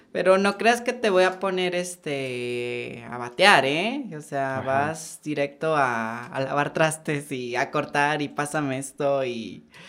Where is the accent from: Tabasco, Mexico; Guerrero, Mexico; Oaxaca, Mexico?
Oaxaca, Mexico; Santiago Juxtlahuaca; moved away as an adult; now in Oaxaca City, Mexico; yo nací en un pueblo que se llama Santiago Juslahuaca, en la Mixteca.